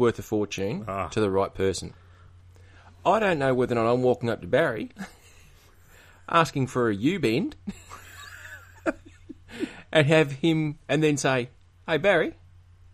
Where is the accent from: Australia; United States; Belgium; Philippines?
Australia; Melbourne, Victoria; my hometown of Melbourne